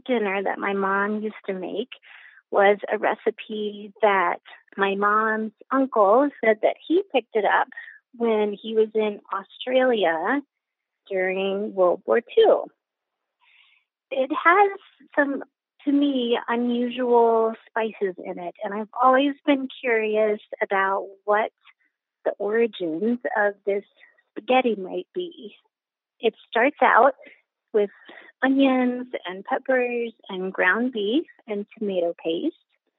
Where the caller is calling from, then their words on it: Boulder, Colorado, United States; I'm calling from Boulder, Colorado.